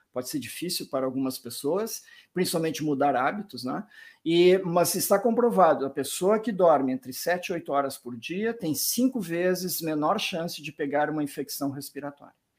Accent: Porto Alegre, Rio Grande do Sul, Brazil; moved away; E eu mesmo sou de originalmente de Porto Alegre, nasci no interior do Rio Grande do Sul

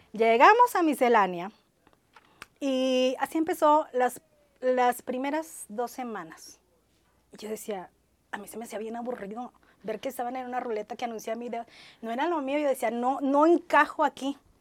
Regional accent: Ciudad Madero, Tamaulipas, Mexico; moved away as an adult; now in Monterrey, Mexico; soy orgullosamente maderense. Vengo de allá

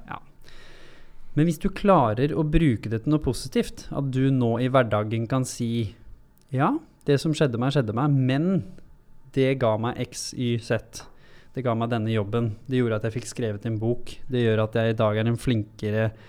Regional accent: Hurum, Buskerud, Norway; for jeg kommer jo fra Hurum, fra bygda

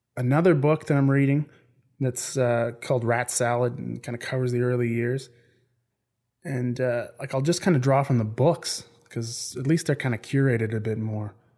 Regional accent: Canada; now in Ireland; I'm from Canada originally

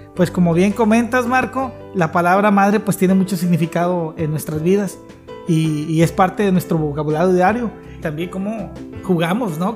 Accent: Tampico, Tamaulipas, Mexico; El de aquí de Tampico, ala man. Somos muy dados a decir ala

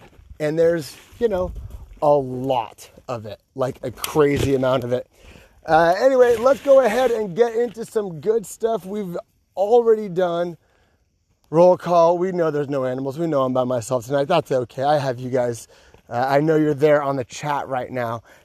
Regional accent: California, United States; moved away as an adult; now in Georgia, United States; I'm from California and we say you guys in California

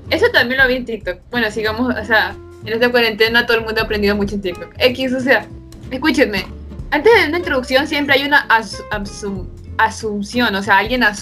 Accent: Brazil; yo soy la prima de esta man y yo también, o sea, también {S0} soy de Brasil.

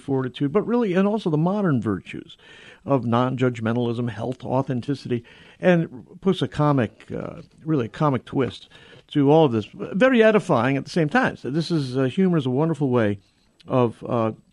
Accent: near New Haven, Connecticut, United States; I grew up in Mamaguin in near New Haven in Connecticut

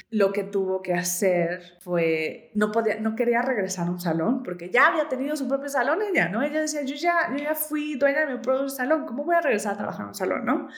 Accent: Mexico City, Mexico; soy mexicana, soy de Ciudad de México

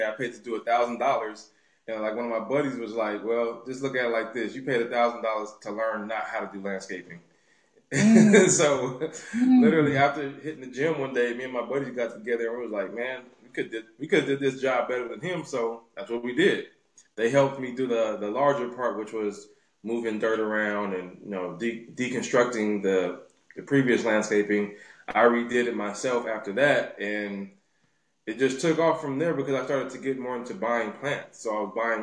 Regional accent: Los Angeles, California, United States; LA native, born and raised here in South Central Los Angeles

